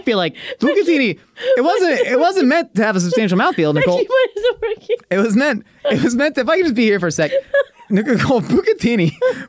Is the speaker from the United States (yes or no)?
no; South Africa; Yeah, I'm from South Africa, bro.